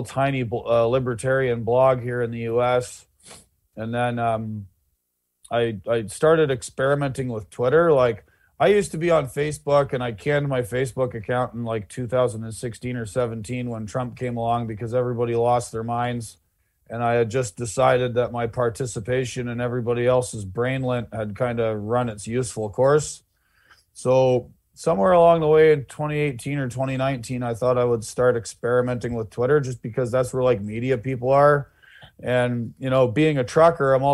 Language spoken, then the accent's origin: English; Canada; being a Canadian